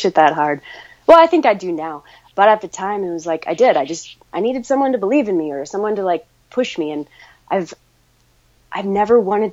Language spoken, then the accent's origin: English; Ouray, Colorado, United States; I grew up in Ouray, Colorado, so I was just surrounded by the mountains